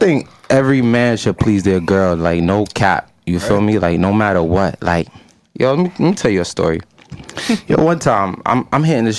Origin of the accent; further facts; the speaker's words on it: New York City, New York, United States; I'm from Southside Jamaica, Queens.